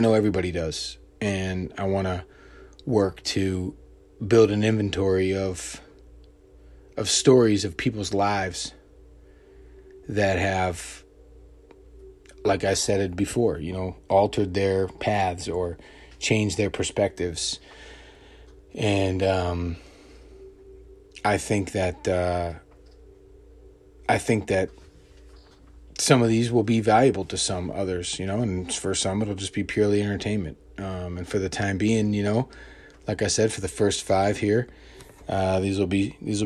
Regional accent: Montgomery County, Maryland, United States; moved away; I grew up outside Washington, D.C. in a county called Montgomery County, Maryland

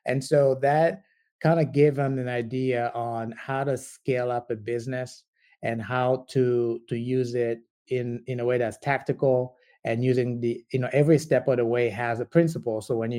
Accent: DR Congo; I'm originally from the Congo, so I do projects with the Congo a lot. I do have a company over there, and it's in agribiz, agriculture business.

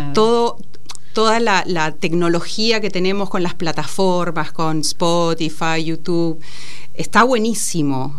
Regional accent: Peru; moved away as an adult; also born or lived in Lima; now in Argentina; Yo soy peruana y me vine a los 19 años a perfeccionar en música clásica

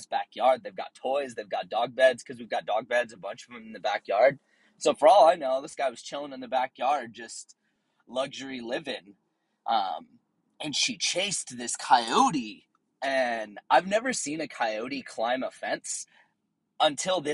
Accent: Tennessee, United States; also born or lived in Southern California; now in San Diego, United States; I grew up out in Tennessee on a farm

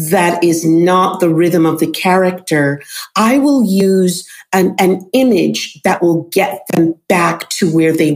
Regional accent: New York City, New York, United States; accent: New York; a girl growing up in New York City, you know, with I didn't have a thick New York accent, but I had a New York accent

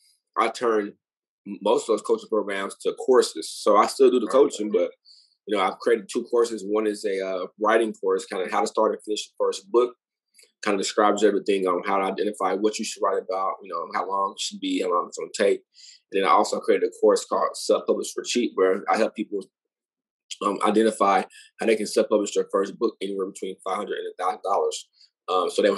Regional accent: Fort Worth, Texas, United States; also born or lived in Arlington, Texas; I'm originally from Fort Worth, Texas.

